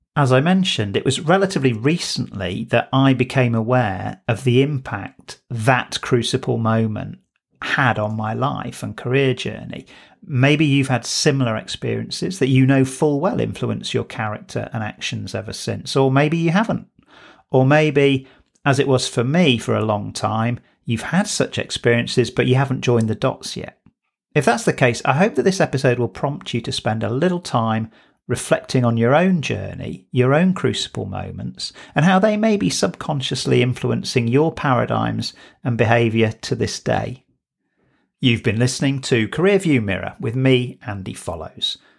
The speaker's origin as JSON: {"language": "English", "town": "Manchester", "region": "North West England", "country": "United Kingdom", "tie": "born or raised there", "said": "I was born in Bowdoin, which is an affluent suburb in Manchester, South Manchester"}